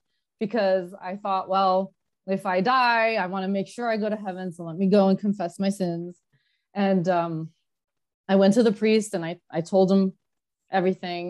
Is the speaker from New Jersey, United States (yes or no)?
yes; New Jersey, United States; moved away as an adult; also born or lived in Los Angeles; now in California, United States; We were born and raised in Jersey